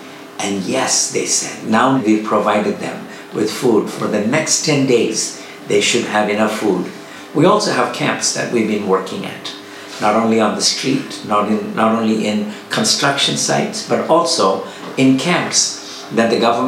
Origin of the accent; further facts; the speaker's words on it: Chennai, Tamil Nadu, India; from Chennai, India